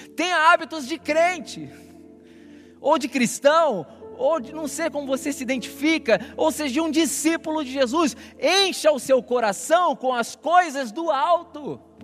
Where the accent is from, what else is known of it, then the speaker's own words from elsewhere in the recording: Rio de Janeiro, Brazil; now in São Paulo, Brazil; eu não sou de São Paulo, eu sou do Rio